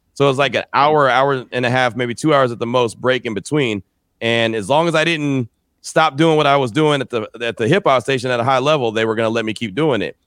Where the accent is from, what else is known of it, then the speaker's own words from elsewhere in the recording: San Francisco Bay Area, California, United States; moved away as an adult; also born or lived in Fresno, California / Central Texas; I grew up in the Bay